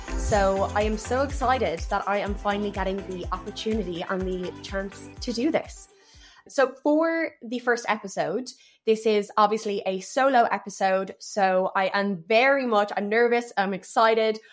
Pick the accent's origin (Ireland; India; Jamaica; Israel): Ireland; Dublin, Leinster; also born or lived in Paris, France; I've grown up in Dublin for most of my life